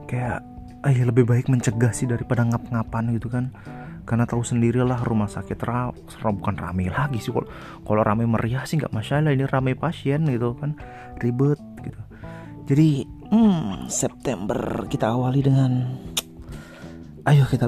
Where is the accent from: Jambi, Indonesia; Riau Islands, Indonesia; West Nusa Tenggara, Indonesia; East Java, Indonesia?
West Nusa Tenggara, Indonesia; Sumbawa; jadi di kotaku di Sumbawa tuh heboh banget tuh al covid